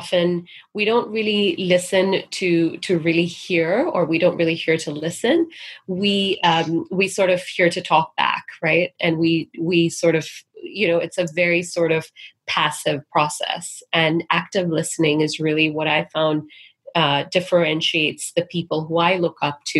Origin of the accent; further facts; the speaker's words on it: Singapore; now in United States; growing up in Singapore